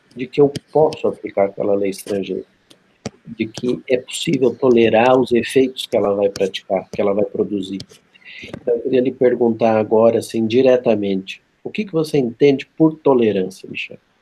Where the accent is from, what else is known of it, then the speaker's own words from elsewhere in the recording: interior of São Paulo, Brazil; as ruas lá da cidade onde eu nasci, no interior de São Paulo